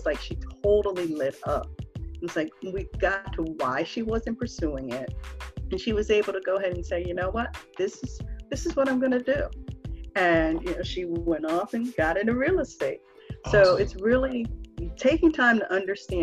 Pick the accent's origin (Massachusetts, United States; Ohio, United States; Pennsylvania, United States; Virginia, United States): Pennsylvania, United States; Philadelphia; moved away as an adult; now in Washington, DC area, United States; Growing up in Philly, you know, we had a kind of toughness to us